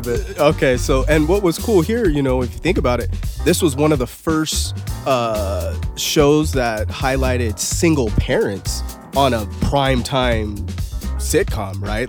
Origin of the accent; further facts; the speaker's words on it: California, United States; I say America